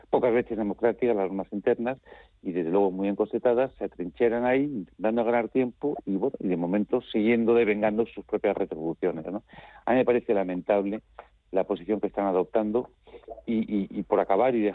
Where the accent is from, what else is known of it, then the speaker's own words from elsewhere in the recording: Spain; lo que más me importa a mí como español